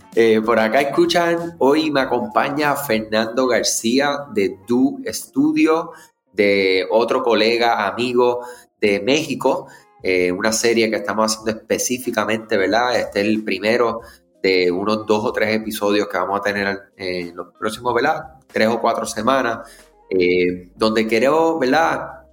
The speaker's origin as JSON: {"language": "Spanish", "country": "Puerto Rico", "said": "si eres de Puerto Rico como yo"}